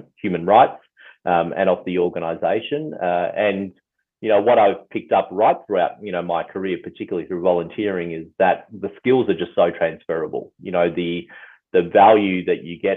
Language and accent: English; Mount Eliza, Victoria, Australia; I grew up on the Mornington Peninsula, grew up in Mount Eliza